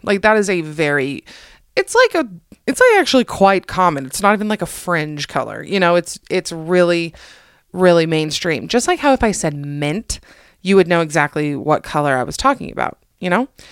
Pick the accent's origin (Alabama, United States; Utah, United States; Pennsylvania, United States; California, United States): Utah, United States; also born or lived in Atlanta, Georgia; I'm mostly from Utah. My slang is mostly from Utah